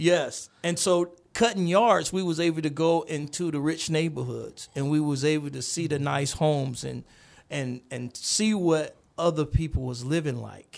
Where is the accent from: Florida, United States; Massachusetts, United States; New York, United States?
Florida, United States; Gainesville; moved away; also born or lived in Kansas; I'm, I'm from Gainesville, Florida originally